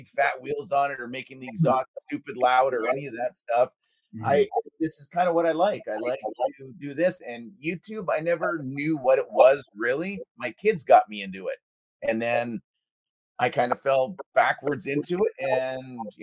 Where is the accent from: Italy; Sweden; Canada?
Canada; being Canadian